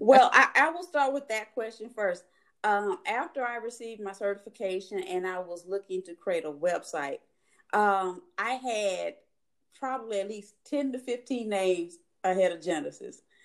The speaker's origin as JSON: {"language": "English", "town": "Mobile", "region": "Alabama", "country": "United States", "tie": "born or raised there", "moved": "yes", "said": "from being a little girl growing up in Mobile, Alabama"}